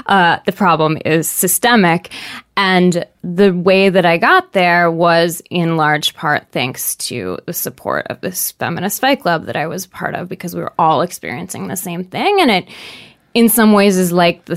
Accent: Seattle, Washington, United States; I grew up in Seattle, super liberal

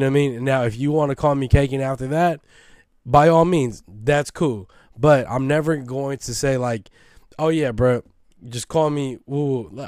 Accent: West Coast, United States; But am I from the East Coast? I'm not. I'm from the West Coast. I know the fucking talent that we have out here.

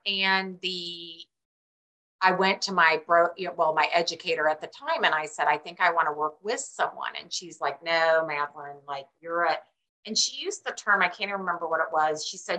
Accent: Midwest, United States; And I'm from the Midwest, and my sister did a little bit of real estate.

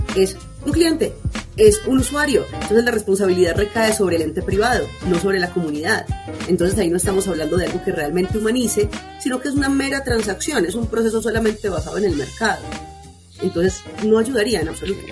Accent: Medellín, Antioquia, Colombia; mi ciudad natal, parecía Medellín

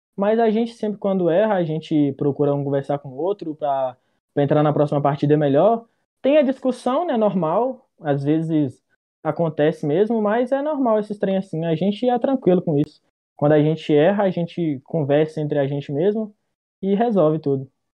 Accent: Novo Cruzeiro, Minas Gerais, Brazil; Eu sou de Minas Gerais, mineirinho, tá ligado? Só que eu sou do interior, sou de Novo Cruzeiro.

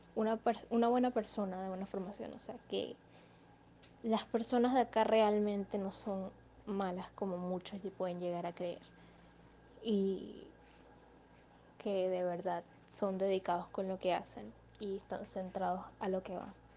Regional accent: Venezuela; soy venezolana con familiares en el extranjero

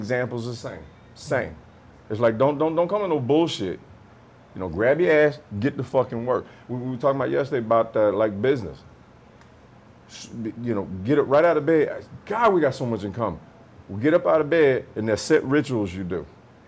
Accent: Camp Hill, Alabama, United States; moved away as an adult; also born or lived in Oceanside; I'm from Camp Hill, Alabama

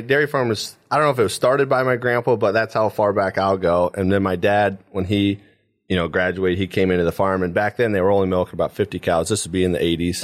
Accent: Paulding County, Ohio, United States; I grew up here in Paulding County my whole life

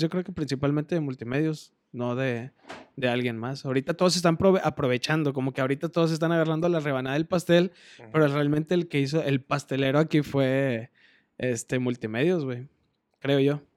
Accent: Monterrey, Nuevo León, Mexico; pinche regio orgulloso

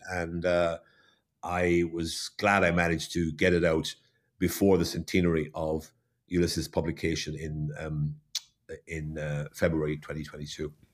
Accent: Waterford, Munster, Ireland; moved away; I was born and brought up in Waterford, so I understand the Waterford background.

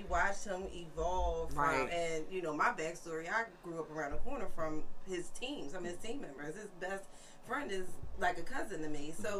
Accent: Philadelphia, Pennsylvania, United States; that's my neighborhood. I grew up, I used to walk past 16th and, you know, Erie, all

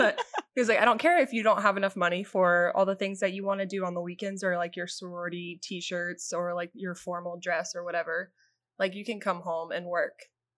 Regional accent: Brentwood, Tennessee, United States; growing up in Brentwood

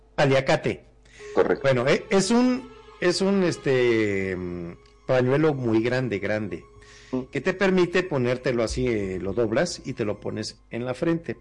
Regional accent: Mexico; como buenos mexicanos

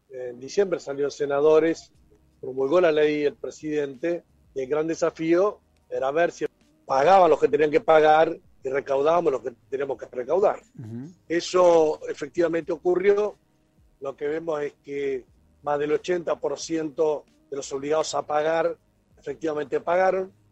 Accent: Entre Ríos, Argentina; soy de Entre Ríos, cumplo mis funciones. Anoche llegué a Buenos Aires

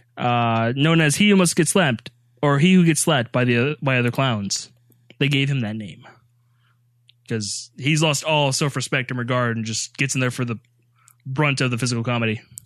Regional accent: the South, United States; accent: Southern; I am from the South.

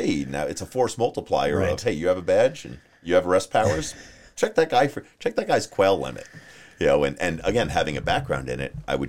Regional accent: New Jersey, United States; now in Arizona, United States; I'm from New Jersey.

